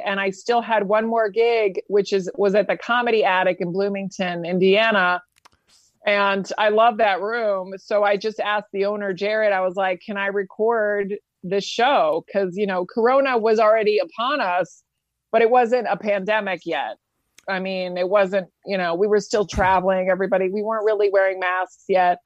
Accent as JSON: {"language": "English", "country": "Spain", "tie": "born or raised there", "moved": "yes", "said": "I grew up in Spain, um, as a kid"}